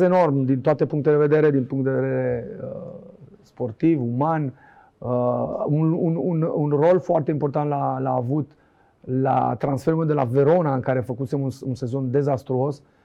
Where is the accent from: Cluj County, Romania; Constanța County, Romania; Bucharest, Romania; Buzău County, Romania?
Bucharest, Romania; also born or lived in Oltenia (parents' origin); Din Colentina am ajuns la Dinamo